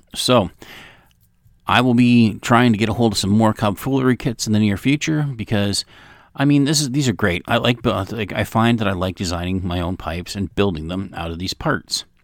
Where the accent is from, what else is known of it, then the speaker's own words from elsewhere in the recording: Canada; I am from Canada.